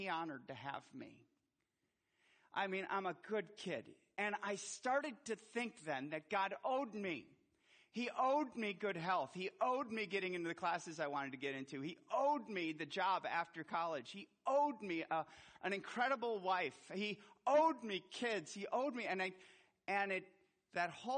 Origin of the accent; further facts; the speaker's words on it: Milwaukee, Wisconsin, United States; I was born in Milwaukee, Wisconsin